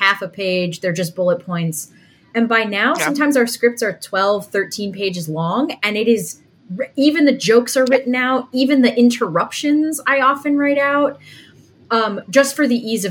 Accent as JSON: {"language": "English", "region": "the northeast of the United States", "country": "United States", "said": "Megan and I, as you can tell already, come from the northeast of the United States"}